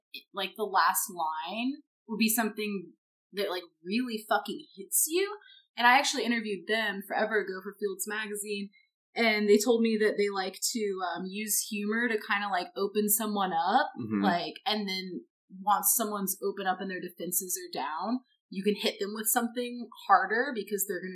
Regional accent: Missouri, United States; moved away; also born or lived in California; I'm from Missouri

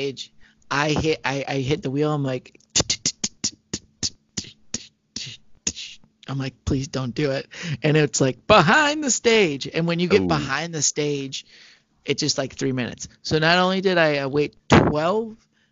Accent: Michigan, United States; We're both from Michigan

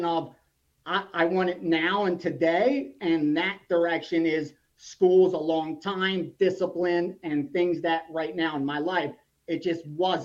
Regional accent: Philadelphia, Pennsylvania, United States; I grew up in Philadelphia and then right outside of Philadelphia

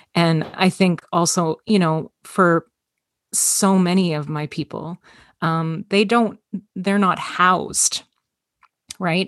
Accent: Toronto, Ontario, Canada; I was, uh, born and raised in Toronto, Ontario, Canada. Um, it's been my home my entire life.

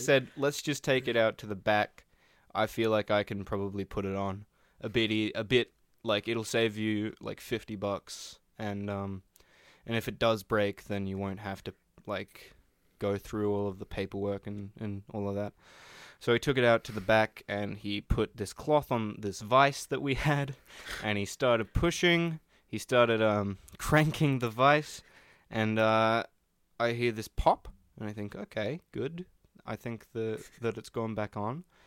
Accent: Australia; I'm Australian

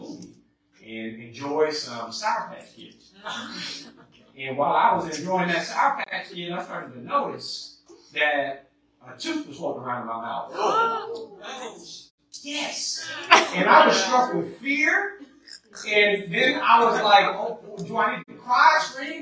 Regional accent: Las Vegas, Nevada, United States; now in Alabama, United States; I grew up in Vegas

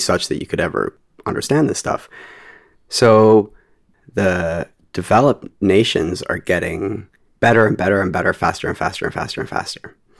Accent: Canada; I'm Canadian

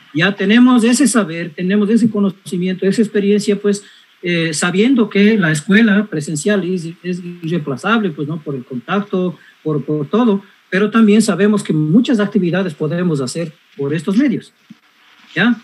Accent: Cañar, Ecuador; en mi pueblo, en Cañar

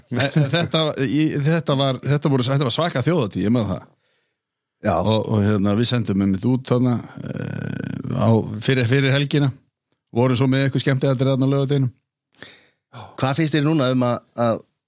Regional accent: Reykjavík, Capital Region, Iceland; ég alin upp á Rauðalæk 37

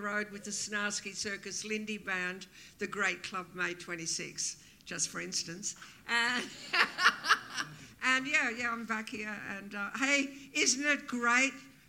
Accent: Brisbane, Queensland, Australia; also born or lived in England; It was like growing up in Brisbane.

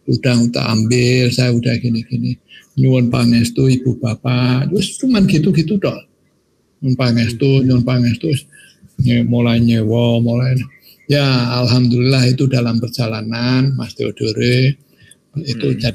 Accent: Semarang, Central Java, Indonesia; saya ini kan orang Semarang asli. Orang Semarang asli.

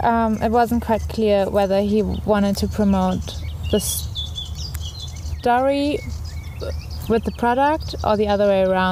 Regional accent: Germany; now in Groningen, Netherlands; I'm from Germany as well.

